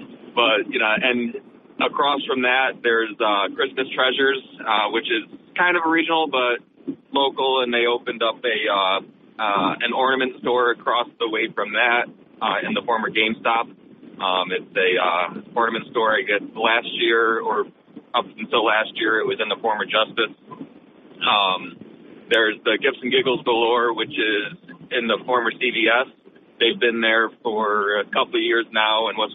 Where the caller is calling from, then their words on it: Binghamton, New York, United States; Okay. Hey … from Binghamton.